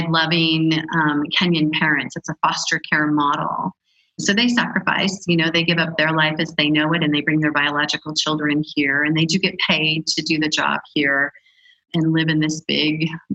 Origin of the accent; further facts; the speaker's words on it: United States; moved away as an adult; also born or lived in Africa; as an American woman